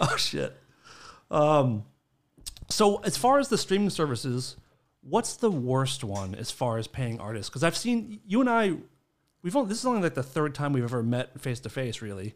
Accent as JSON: {"language": "English", "town": "Acton", "region": "Massachusetts", "country": "United States", "tie": "born or raised there", "said": "I grew up in Acton, which is, like, not the city"}